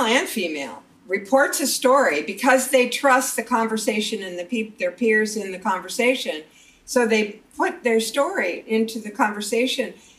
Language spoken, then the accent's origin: English; Eastern Montana, United States; Eastern Montana, my hometown